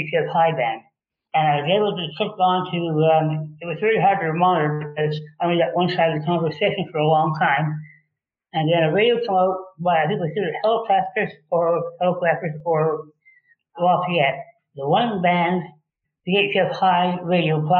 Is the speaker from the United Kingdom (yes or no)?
no; Toronto, Ontario, Canada; I'm from Toronto, Ontario, Canada